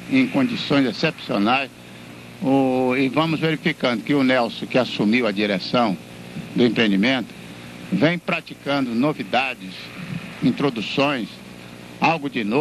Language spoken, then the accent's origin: Portuguese; Itabuna, Bahia, Brazil; also born or lived in Rio de Janeiro; now in São Paulo, Brazil; eu nasci aí em Itabuna e me formei no Rio de Janeiro em Direito e pratico advocacia em São Paulo.